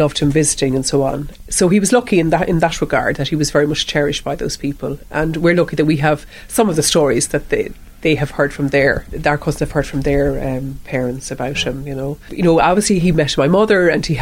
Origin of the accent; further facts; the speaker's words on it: Dublin, Leinster, Ireland; the house that we grew up in Clontarf